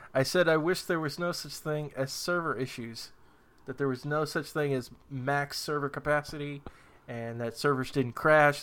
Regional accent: New Hampshire, United States; moved away; I'm originally from New Hampshire, which, if you didn't know, is in the region of New England

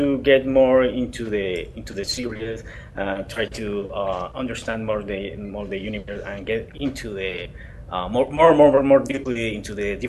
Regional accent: Colombia; moved away; I'm from Colombia

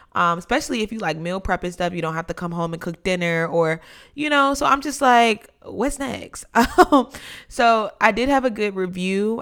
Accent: North Carolina, United States; now in Washington, D.C., United States; growing up in North Carolina

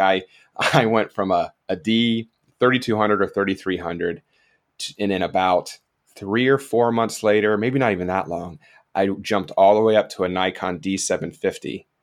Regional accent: South Florida, United States; also born or lived in Georgia; I'm originally from South Florida as well

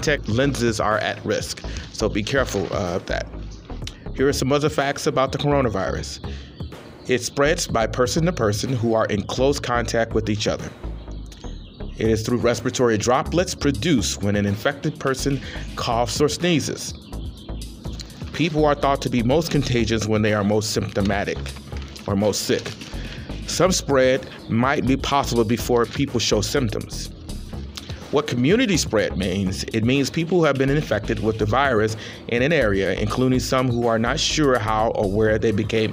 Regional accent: Chicago, Illinois, United States; now in Los Angeles, United States; I'm from Chicago

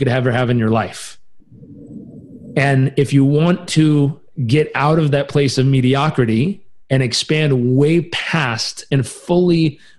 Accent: Southern California, United States; I grew up in Southern California

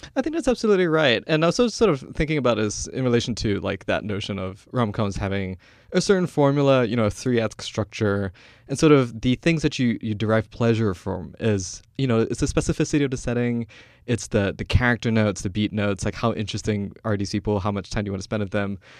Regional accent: Kuala Lumpur, Malaysia; moved away as an adult; I'm Malaysian. Like, I'm born and raised in Kuala Lumpur. uh, only moved here in two thousand eight

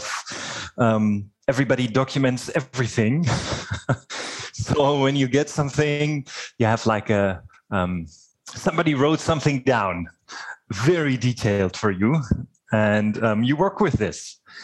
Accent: Germany; moved away as an adult; also born or lived in Dresden, Germany; now in Winkler, Canada; I was born in Germany, and I studied mechatronics in Dresden in Germany

